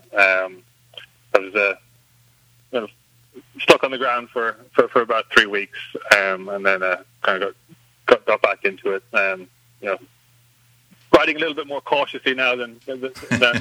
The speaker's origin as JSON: {"language": "English", "country": "Ireland", "tie": "born or raised there", "moved": "as an adult", "lives_now": "United States", "said": "Growing up in Ireland, it's a much more kind of rural setting, so there was always horses around, I grew up show jumping and hunting"}